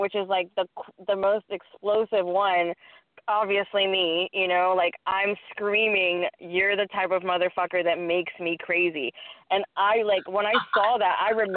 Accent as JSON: {"language": "English", "region": "Texas", "country": "United States", "said": "I sound like from Texas. I'm from Texas"}